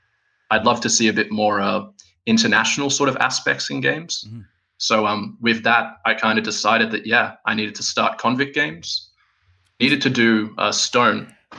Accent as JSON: {"language": "English", "country": "Australia", "lives_now": "Helsinki, Finland", "said": "I'm sitting here in Helsinki, Finland, despite the fact I'm Aussie. I've lived here for a while."}